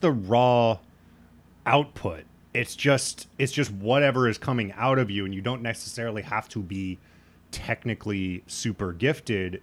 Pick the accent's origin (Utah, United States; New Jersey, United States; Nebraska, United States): Nebraska, United States; Lincoln; I grew up in Lincoln, that's the capital